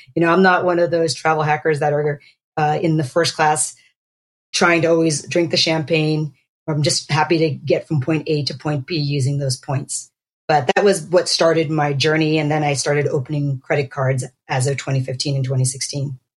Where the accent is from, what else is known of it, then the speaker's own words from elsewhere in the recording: Pennsylvania, United States; also born or lived in Boston, Massachusetts; I grew up in Pennsylvania. I was born in Boston, and uh, my parents were from the Philippines originally